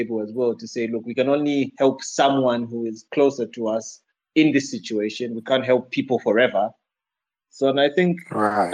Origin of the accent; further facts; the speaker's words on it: Zambia; I'm from Zambia